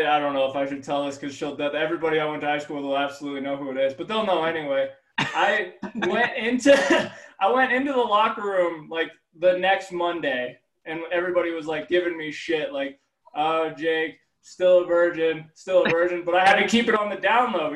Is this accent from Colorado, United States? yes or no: yes; Denver, Colorado, United States; as a kid growing up in Denver, Colorado